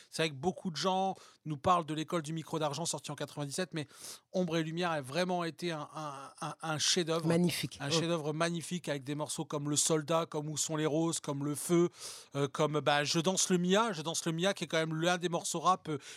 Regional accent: Paris, Île-de-France, France; Je suis parisienne, je suis

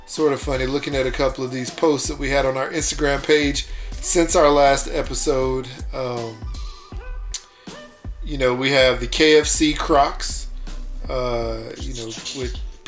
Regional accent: Houston, Texas, United States; also born or lived in Pasadena / Clear Lake, Texas

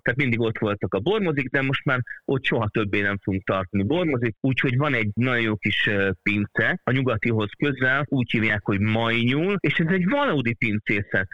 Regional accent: Hungary; ha már magyarok vagyunk

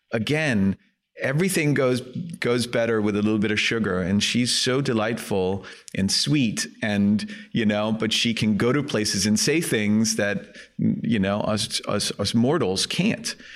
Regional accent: Helsingør, Capital Region of Denmark, Denmark; English is a second language; moved away; I grew up in Elsinore, um, which is a, uh, small town north of Copenhagen, uh, in Denmark

